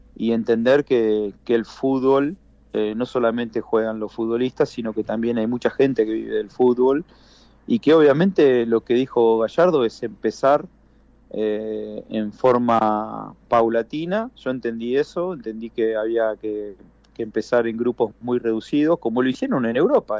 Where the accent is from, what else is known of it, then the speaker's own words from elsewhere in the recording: Rosario, Santa Fe, Argentina; moved away as an adult; nos criamos eh, en el club desde temprana edad